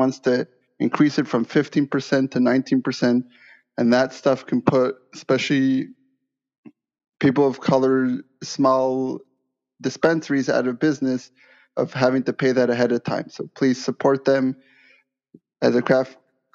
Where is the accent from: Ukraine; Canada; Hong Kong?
Canada; now in California, United States; I'm a craft grower in California, and I'm originally Canadian